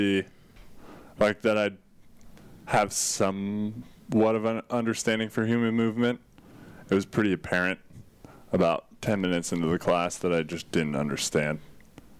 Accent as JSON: {"language": "English", "country": "United States", "said": "I'm from Tahoe"}